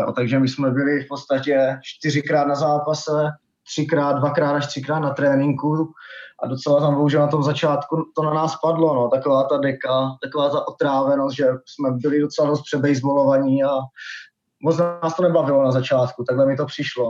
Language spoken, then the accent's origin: Czech; Blansko, South Moravian Region, Czechia; also born or lived in United States; hraju tady vlastně celou dobu v Blánsku, celý život, kromě pár sezon v Americe